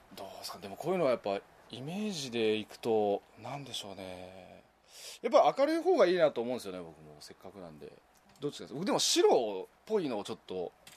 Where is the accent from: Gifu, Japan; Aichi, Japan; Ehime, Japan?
Gifu, Japan; 僕あの岐阜県の岐阜市内出身なんですよ